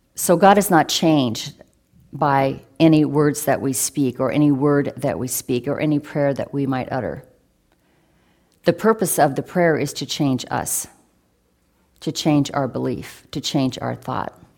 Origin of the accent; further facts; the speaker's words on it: Oregon, United States; a young person growing up in Rillsburg, Oregon